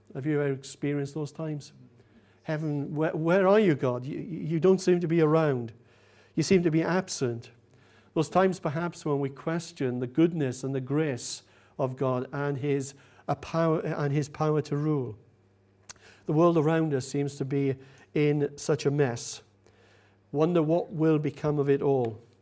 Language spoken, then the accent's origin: English; United Kingdom; We're British, after all, aren't we?